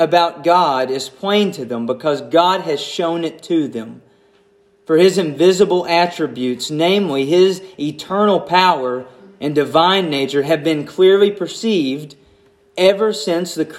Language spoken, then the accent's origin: English; United States; I'm an American